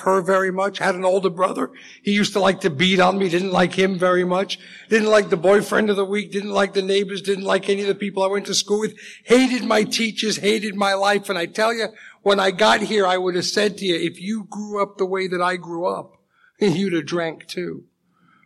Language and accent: English; Leeds, Yorkshire and the Humber, United Kingdom; I was born actually in England in a small city called Leeds, about 200 miles straight north of London